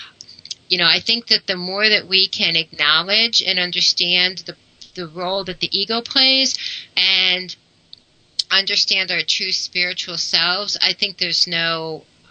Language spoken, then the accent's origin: English; United States; growing up in the United States